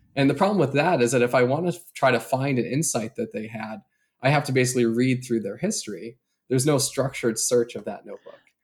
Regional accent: Chicago, Illinois, United States; moved away as an adult; now in San Francisco, United States; I grew up in the Chicago area

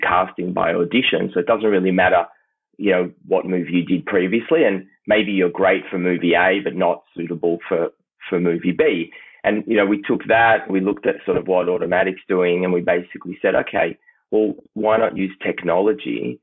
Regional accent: Tel Aviv, Tel Aviv District, Israel; moved away as an adult; now in Melbourne, Australia; I grew up in Tel Aviv

